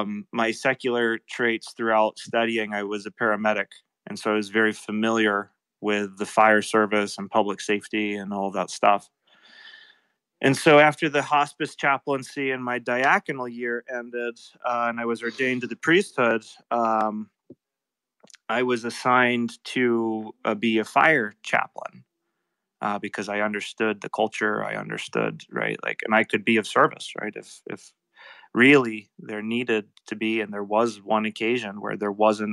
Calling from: East Thetford, Vermont, United States; I'm coming live from East Thetford, Vermont, on the Connecticut River between Vermont and New Hampshire in the United States.

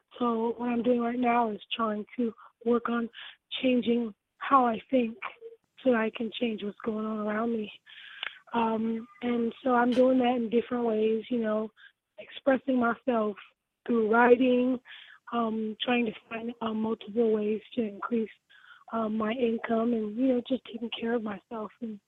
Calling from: Los Angeles, California, United States; I'm calling from Los Angeles.

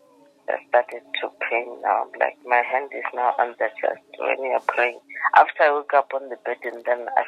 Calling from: Lephalale, Limpopo, South Africa; I'm calling you from Lephala, Limarapo.

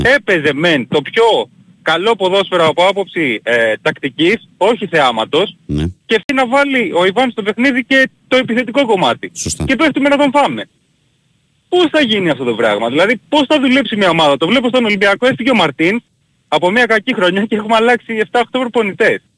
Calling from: Peristeri, Attica, Greece; ε, είμαι από Περιστέρι, ερωτικός μετανάστης στο Εγάλεο.

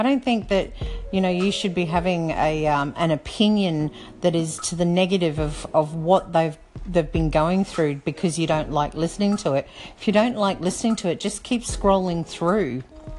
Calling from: Brisbane, Queensland, Australia; I'm calling from Brisbane Down Under.

